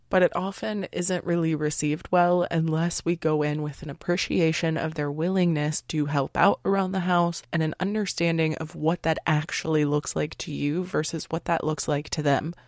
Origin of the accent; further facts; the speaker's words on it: United States; we were raised in American culture